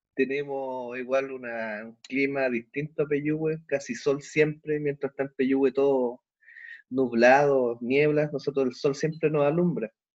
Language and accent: Spanish; Temuco, Araucanía, Chile; moved away; soy oriundo de Temuco